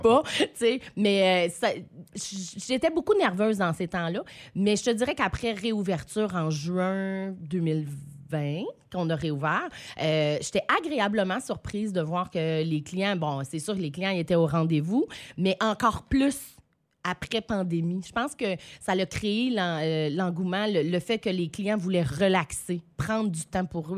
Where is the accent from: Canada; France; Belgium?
Canada; Saint-Quentin, New Brunswick; revenir dans ma région, dans ma ville natale